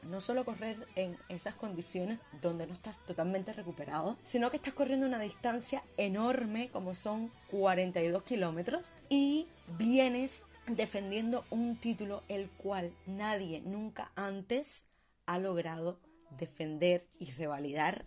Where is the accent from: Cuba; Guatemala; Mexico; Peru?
Cuba; como cubana me siento muy orgullosa